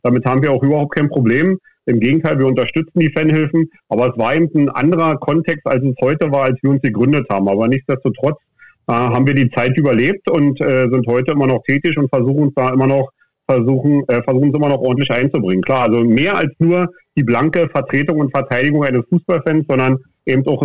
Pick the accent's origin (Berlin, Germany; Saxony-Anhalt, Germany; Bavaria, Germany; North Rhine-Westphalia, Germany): Berlin, Germany; ich sag mal äh, ganz salopp als Berliner, so einen Stock im Arsch haben